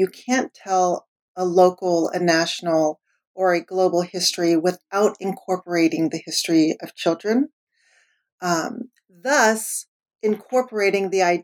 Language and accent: English; the Bay Area, California, United States; I grew up in the Bay Area.